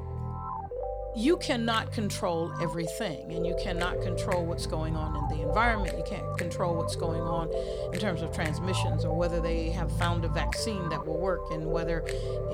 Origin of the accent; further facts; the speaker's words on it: the South, United States; just a regular sister from the South. I tell folks I am a proud country girl. I love being a Southern girl. I'm a Southerner.